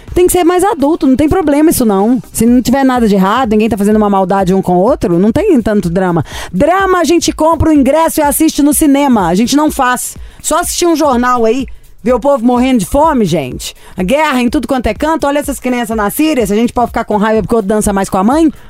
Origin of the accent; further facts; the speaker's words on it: Brazil; eu sou brasileira